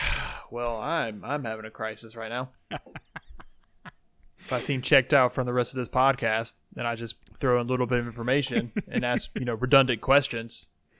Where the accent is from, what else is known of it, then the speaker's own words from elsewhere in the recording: Indiana, United States; We're best friends from Indiana.